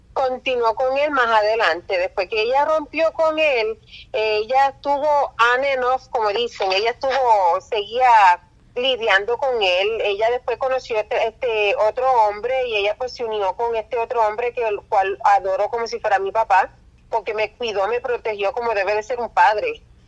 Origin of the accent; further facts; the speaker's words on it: Puerto Rico; also born or lived in New York; yo nací en Nueva York y cuando yo tenía unos tres, cuatro años, mi papá decidió este, mudarse para Puerto Rico